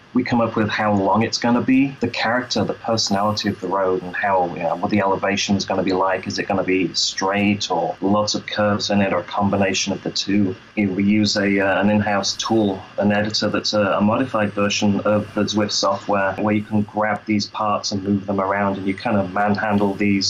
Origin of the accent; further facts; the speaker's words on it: Lincoln, East Midlands, United Kingdom; also born or lived in London; I'm British, yeah. I'm from Lincoln originally, London for a couple of years, and my accent changed. Then I moved over here and my accent changed again.